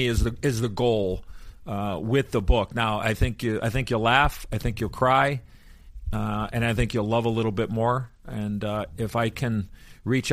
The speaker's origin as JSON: {"language": "English", "town": "Chicago", "region": "Illinois", "country": "United States", "tie": "born or raised there", "said": "as a kid growing up in Chicago"}